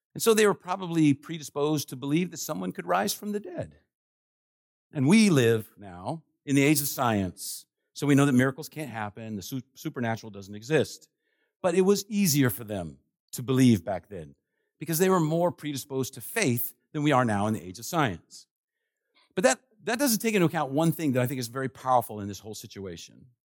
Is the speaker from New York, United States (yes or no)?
no; Washington, District of Columbia, United States; I was born in Washington, D C